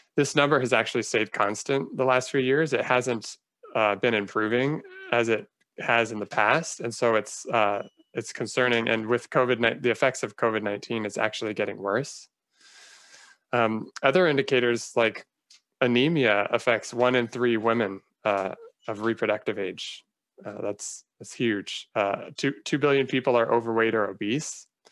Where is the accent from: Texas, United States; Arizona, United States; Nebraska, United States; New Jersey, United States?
Arizona, United States; Phoenix; moved away as an adult; also born or lived in Northern California / Los Angeles; now in Silver Spring, United States; I grew up in Phoenix, Arizona.